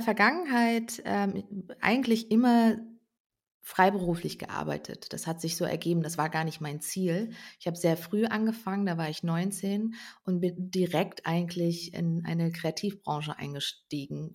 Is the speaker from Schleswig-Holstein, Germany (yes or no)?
no; North Rhine-Westphalia, Germany; ich komme ursprünglich aus Ostwestfalen